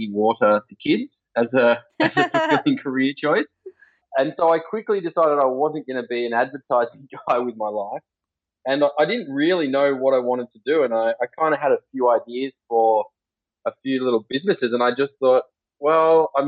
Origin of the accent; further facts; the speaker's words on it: Sawtell, New South Wales, Australia; also born or lived in Gilgandra, New South Wales; I was born in a little country town called Gilgandra, west of Dubbo in New South Wales. I actually spent most of my childhood on the north coast of New South Wales, a little town called Sawtell, just south of Coffs Harbour.